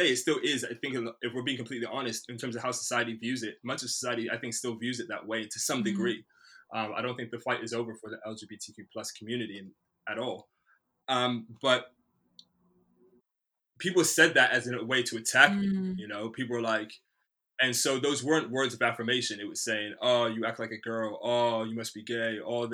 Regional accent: United States; now in Bristol, United Kingdom; I grew up in the States in the early 90s

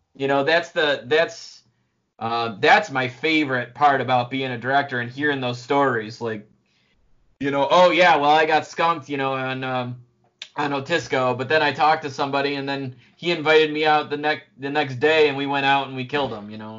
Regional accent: Oak Orchard River, New York, United States; also born or lived in Finger Lakes, New York; I've been fishing for a long time growing up on the Oak uh, the Oak Orchard River

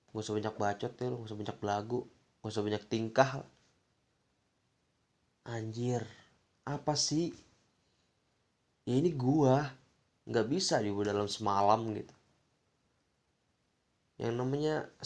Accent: Jakarta, Indonesia; also born or lived in Bogor; Ya, gue lahir di Jakarta dengan pergaulan yang seperti itu sampai gue SD gue pindah ke Bogor

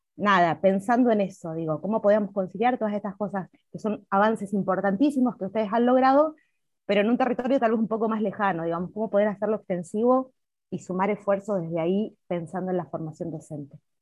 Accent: Neuquén, Argentina; quienes somos neuquinos y neuquinas

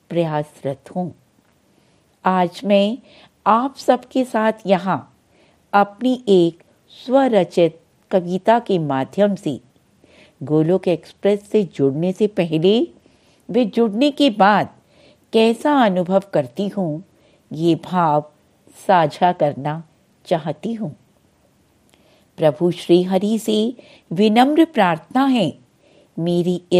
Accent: Delhi, India; दिल्ली से हूँ

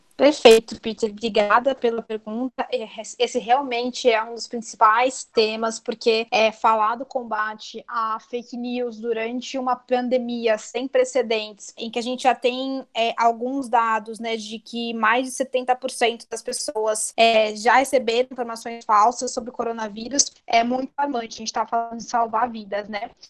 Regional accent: São Paulo, Brazil; Eu sou aqui da Vila Mazei, é um bairro que fica no extremo norte de São Paulo, perto do Tucuruvi.

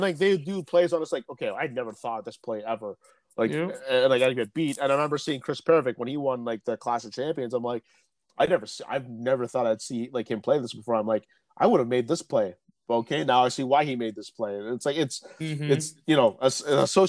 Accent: Peterborough, Ontario, Canada; I'm from this place, Peterborough. It's like the small town

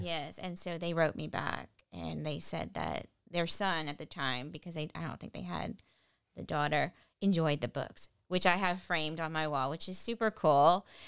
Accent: Lafayette, Louisiana, United States; I'm from here, born and raised in Lafayette

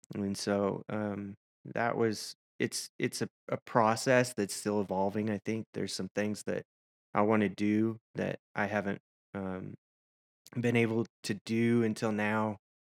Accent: Nashville, Tennessee, United States; moved away as an adult; also born or lived in Washington State / Arkansas / Seattle; now in San Antonio, United States; I grew up in Nashville

